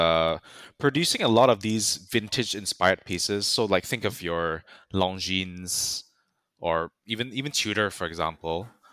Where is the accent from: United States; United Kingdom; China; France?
France; English is a second language; Yeah, because you're British and you are not French like me.